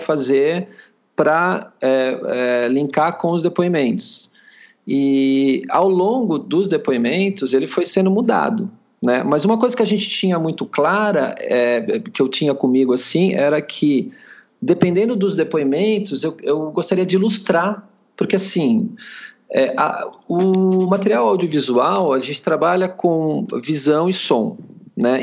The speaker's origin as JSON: {"language": "Portuguese", "town": "Sorocaba", "region": "São Paulo", "country": "Brazil", "said": "eu, eu, sou de Sorocaba, estou morando em Sorocaba, apesar já, já ter morado em outros lugares"}